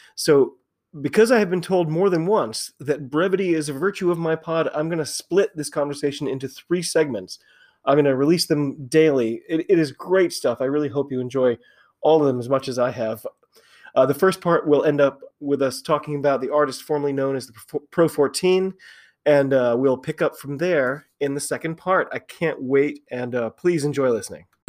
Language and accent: English; United States; I'm an American